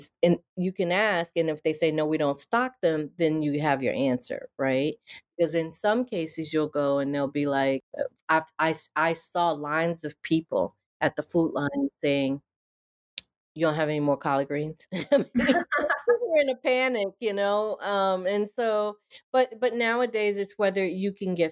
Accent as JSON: {"language": "English", "region": "rural Virginia", "country": "United States", "tie": "born or raised there", "also_born_or_lived": "Connecticut", "moved": "as an adult", "said": "go home back to my hometown, rural Virginia"}